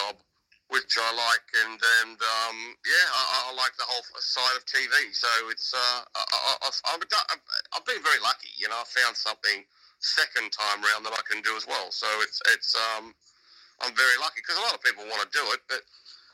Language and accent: English; Australia; now in United Kingdom; As an Australian